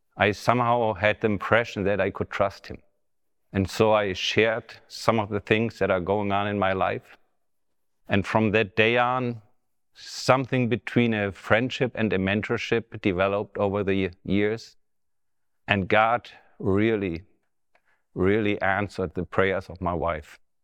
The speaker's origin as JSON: {"language": "English", "country": "Germany", "tie": "born or raised there", "second_language": "English", "said": "right now we are in the Bethany Revival Center in Bramstedt, which is close to my hometown"}